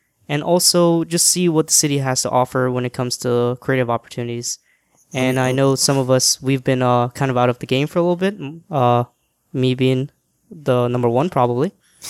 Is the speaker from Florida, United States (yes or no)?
yes; Florida, United States; born or raised there; moved away as an adult; also born or lived in Guyana / New York; now in New York City, United States